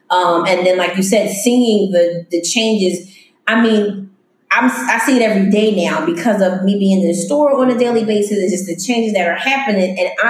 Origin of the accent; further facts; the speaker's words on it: Philadelphia, Pennsylvania, United States; I grew up in Philly.